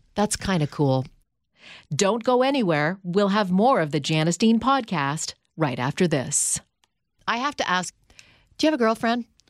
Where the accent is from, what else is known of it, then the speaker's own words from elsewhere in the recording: Canada; now in United States; when I was a kid from Canada who moves to New York City